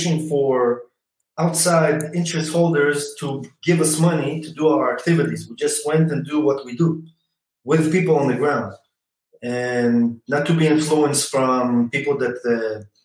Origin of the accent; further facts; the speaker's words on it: Kiryat Ono, Tel Aviv District, Israel; I'm originally from Tel Aviv, kind of, from Kiryat Ono